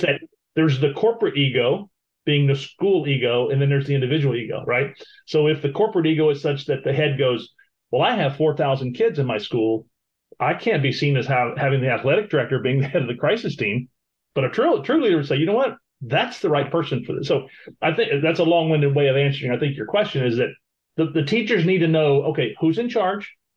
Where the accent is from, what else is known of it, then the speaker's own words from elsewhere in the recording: Florida, United States; we're from Florida